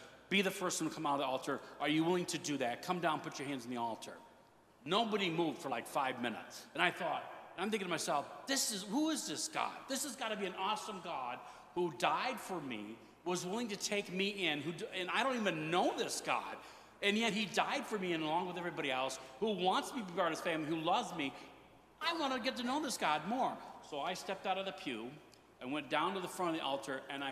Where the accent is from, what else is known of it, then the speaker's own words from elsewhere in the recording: Detroit, Michigan, United States; I grew up in Detroit, Michigan